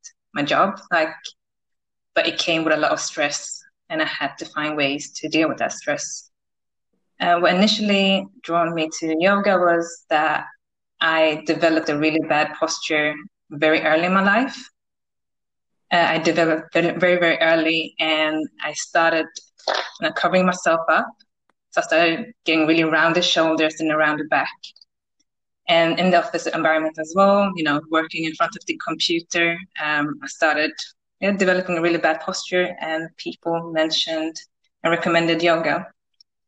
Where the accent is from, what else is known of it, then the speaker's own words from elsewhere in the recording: Sweden; also born or lived in United Kingdom; I grew up in Sweden, which is also where I live today.